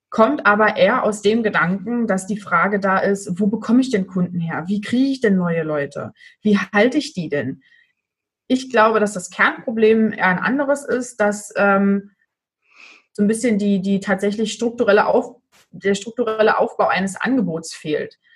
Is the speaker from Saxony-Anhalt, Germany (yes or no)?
yes; Magdeburg, Saxony-Anhalt, Germany; ich komme aus Magdeburg.